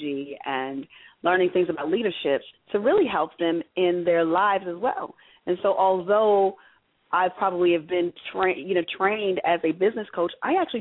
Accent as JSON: {"language": "English", "town": "Detroit", "region": "Michigan", "country": "United States", "tie": "born or raised there", "moved": "as an adult", "lives_now": "Baltimore, United States", "said": "I'm from Detroit"}